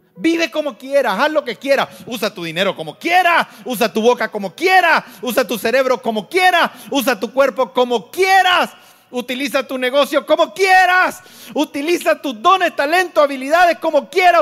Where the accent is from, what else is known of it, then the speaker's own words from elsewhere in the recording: Nicaragua; yo soy Nica y mi esposa es Nica